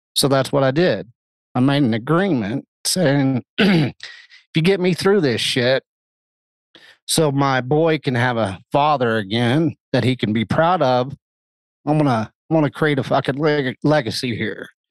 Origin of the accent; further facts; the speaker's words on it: the Bible Belt, United States; I grew up in the Bible Belt